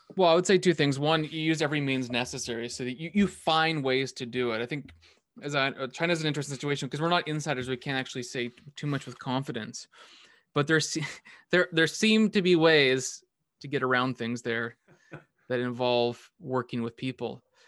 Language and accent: English; Canada; as a Canadian